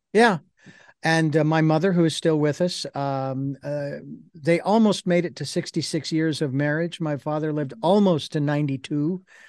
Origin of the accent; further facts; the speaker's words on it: Phoenix, Arizona, United States; when I was a kid growing up in Phoenix